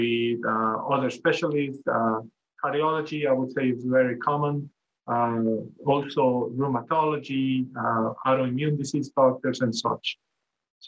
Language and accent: English; El Salvador; moved away as an adult; also born or lived in New York State, United States; now in Hawaii, United States; I'm originally from El Salvador in Central America